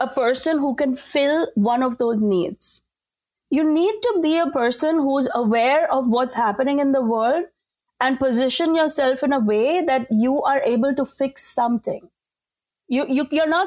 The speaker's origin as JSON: {"language": "English", "country": "India", "moved": "yes", "said": "as an Indian woman"}